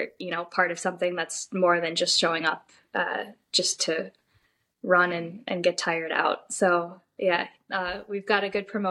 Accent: Chicago, Illinois, United States; I'm from Chicago

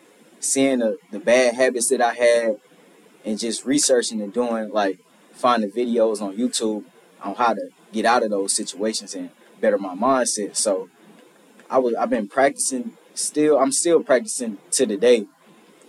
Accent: St. Louis, Missouri, United States; moved away as an adult; now in Memphis, United States; I'm from St. Louis, Missouri

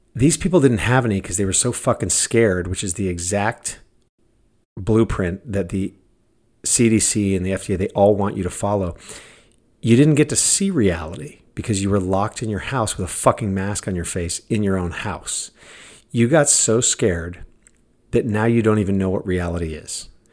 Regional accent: United States; I'm American.

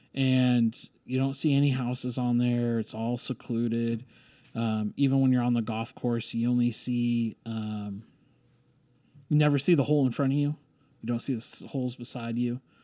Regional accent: Ohio, United States; moved away as an adult; also born or lived in San Francisco; now in Stillwater, United States; growing up in Ohio, being on the high school golf team

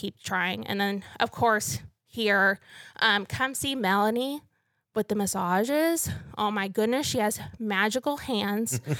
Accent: North Missouri, United States; moved away as an adult; also born or lived in Stillwater, Oklahoma; now in Canyon, United States; I'm actually from North Missouri

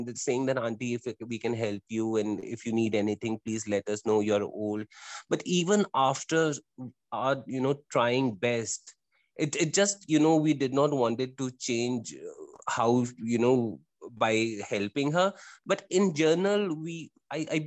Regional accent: India; as an Indian

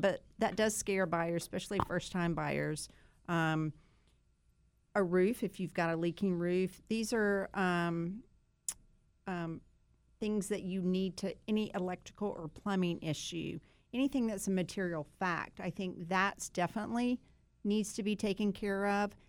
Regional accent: Sanford, North Carolina, United States; we grew up in Sanford together

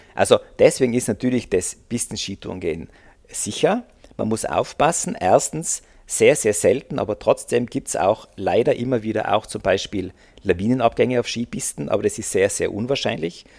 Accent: Austria; also born or lived in Innsbruck; Also bei uns in Österreich, in den Bundesländern

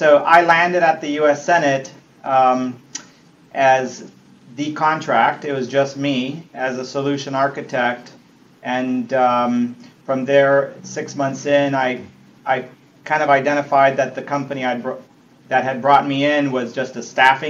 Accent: Argentina; moved away as an adult; also born or lived in Italy; now in United States; I was born in Italy, grew up largely in Argentina, so I came to the States somewhat like an immigrant. I was 18 years old when I landed in Miami

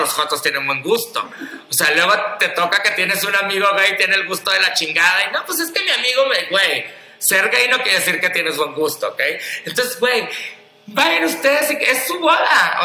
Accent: Culiacán, Sinaloa, Mexico; moved away; yo ahorita vengo llegando de Culiacán, Sinaloa, que de ahí soy

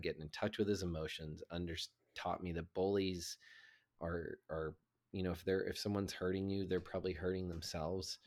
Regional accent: the South, United States; I grew up in the South

